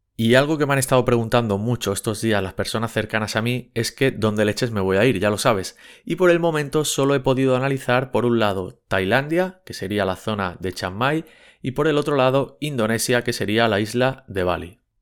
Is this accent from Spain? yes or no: yes; Barcelona, Catalonia, Spain; yo soy de Barcelona